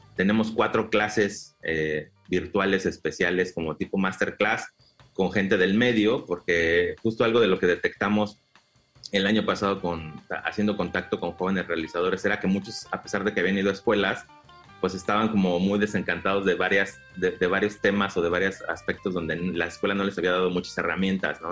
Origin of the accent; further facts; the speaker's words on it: Mexico City, Mexico; moved away as an adult; now in Quintana Roo, Mexico; nosotros somos eh, originarios de la Ciudad de México, eh, anteriormente el Distrito Federal, o sea, somos chilangos. Nos trasladamos a Quintana Roo hace 11 años